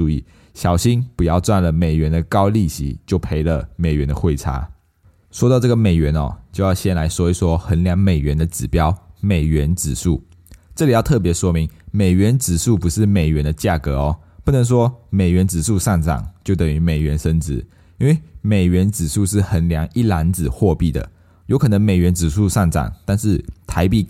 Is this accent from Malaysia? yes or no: yes; Malaysia; now in Taiwan; 那时候我刚从马来西亚来到台湾的时候，因为我还分不清楚旅馆啊、旅店、酒店这一些东西。因为我在马来西亚，我我我们都会说我们要去酒店